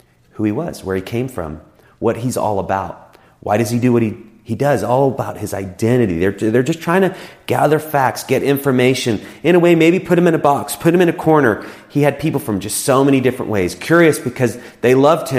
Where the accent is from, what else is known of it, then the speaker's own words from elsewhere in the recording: United States; us as Americans